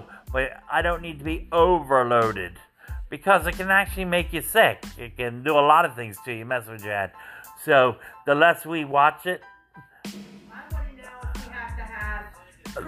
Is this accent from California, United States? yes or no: no; New Jersey, United States; I'm from New Jersey, where they have like Jim's Lunch, and they're well known for their bread pudding.